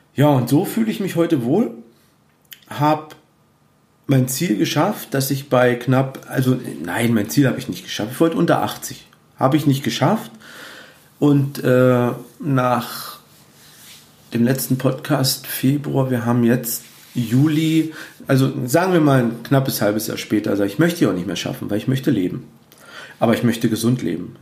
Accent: Cottbus, Brandenburg, Germany; also born or lived in Peitz; Bei uns in Cottbus, wo ich arbeite und äh, wo meine Heimatstadt ist

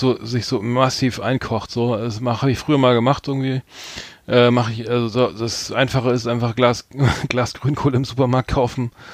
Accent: Bremen, Germany; wir beide sind ja gebürtige Bremer

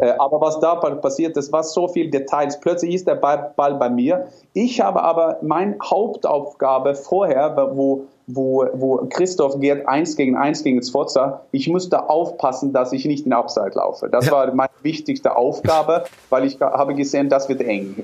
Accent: Norway; German is a second language; moved away; ich bin Norweger

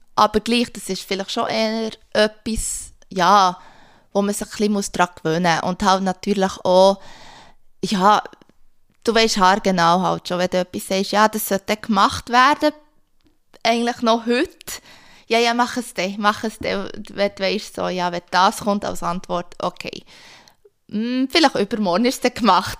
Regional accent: Switzerland; moved away; als Schweizer

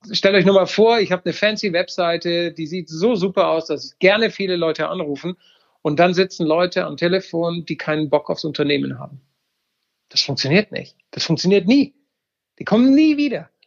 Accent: Baden-Württemberg, Germany; ich sage, ich bin selber Schwabe, du hast gerade die Schwaben, man muss schwäbisch agieren

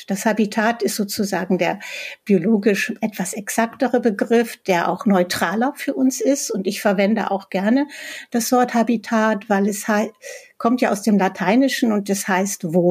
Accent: Berlin, Germany; selbst ich komme ja aus Berlin, also selbst hier im Grunewald äh, finde ich äh, vier, fünf verschiedene Spechtarten.

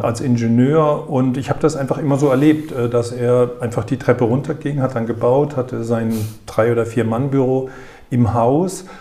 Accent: Frankfurt, Hesse, Germany; also born or lived in Waldorf; Erst Frankfurt, ich bin geborener ah, ja, Frankfurter. Wir wohnten Tiergarten 52 gegenüber vom Elefantenhaus.

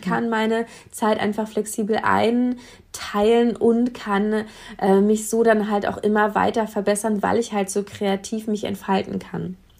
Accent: Brandenburg, Germany; bei uns in Brandenburg hätte man dann irgendwie Mathe-Abitur machen müssen

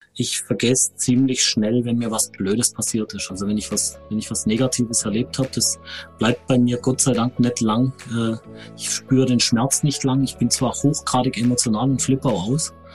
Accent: Konstanz, Baden-Württemberg, Germany; also born or lived in Hohenlohe; ich bin in Konstanz geboren, äh, am schönen Bodensee.

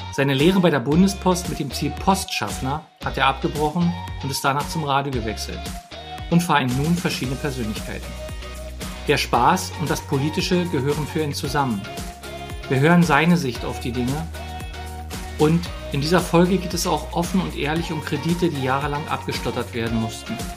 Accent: Berlin, Germany; ich jetzt als Berliner

